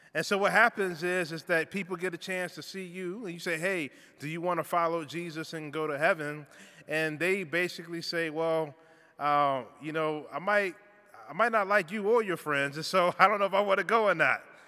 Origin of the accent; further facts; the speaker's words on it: Richmond, Virginia, United States; moved away; also born or lived in Toronto; where I grew up in Richmond um, in the South